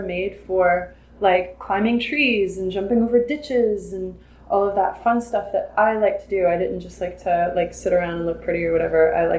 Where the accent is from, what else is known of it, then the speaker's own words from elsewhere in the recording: New Orleans, Louisiana, United States; also born or lived in Luling, Louisiana; I'm from New Orleans. We moved to Luling when I was about 10. I lived all around the New Orleans area when I was growing up.